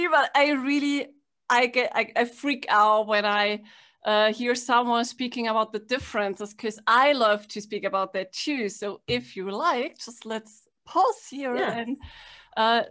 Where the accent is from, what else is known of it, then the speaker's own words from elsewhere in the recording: Germany; I'm from Germany